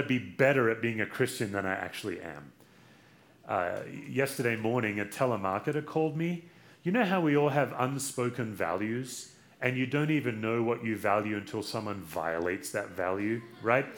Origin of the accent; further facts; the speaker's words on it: Australia; now in United States; I'm from Australia